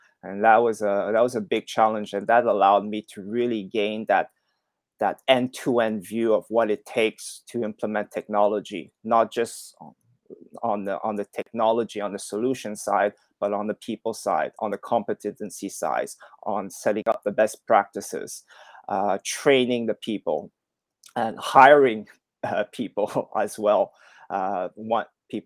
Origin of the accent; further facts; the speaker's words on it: Montreal, Quebec, Canada; moved away as an adult; also born or lived in Shanghai / Hong Kong; I'm originally from Montreal, Canada. That's where I grew up